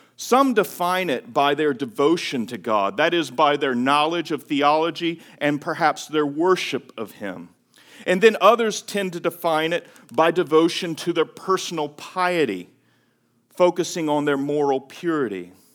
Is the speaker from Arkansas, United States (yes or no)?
no; Greenville, North Carolina, United States; moved away as an adult; my hometown. Greenville, North Carolina